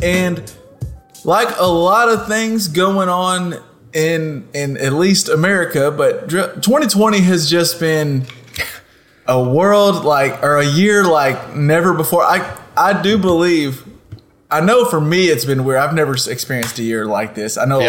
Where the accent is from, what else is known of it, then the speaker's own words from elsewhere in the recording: Texas, United States; we grew up in Texas.